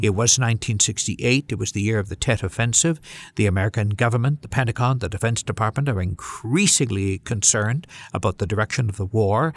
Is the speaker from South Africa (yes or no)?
no; Canada; as a Canadian Caucasian.